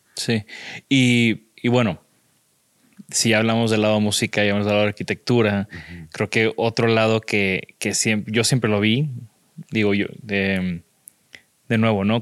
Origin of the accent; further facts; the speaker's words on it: Tampico, Tamaulipas, Mexico; yo soy de Tampico, yo ah. conozco muy bien esa humedad de la Huasteca